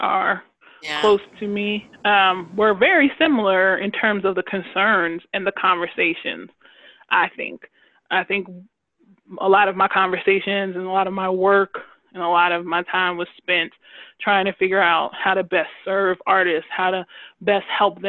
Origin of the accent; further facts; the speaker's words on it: Long Island, New York, United States; I grew up on Long Island as a part of a large family